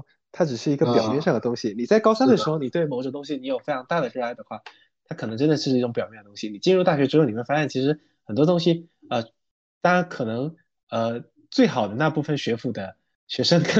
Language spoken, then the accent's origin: Chinese; Quanzhou, Fujian, China; accent: Quanzhou Minnan; moved away as an adult; 我是泉州的